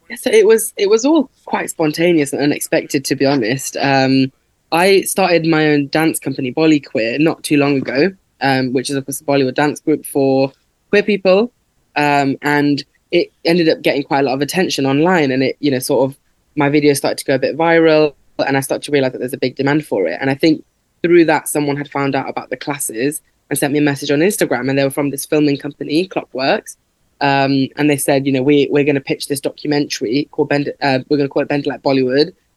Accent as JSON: {"language": "English", "town": "Leicester", "region": "East Midlands", "country": "United Kingdom", "tie": "born or raised there", "said": "I grew up in Leicester, um, and there's a big South Asian population here"}